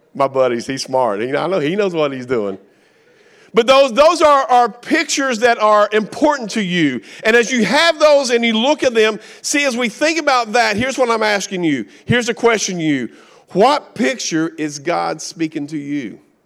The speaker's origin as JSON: {"language": "English", "region": "Kentucky", "country": "United States", "accent": "Appalachian", "said": "I'm from Kentucky. I'm redneck. We don't know how to spell. We make up our own words. We have our own language. Appalachian one oh one"}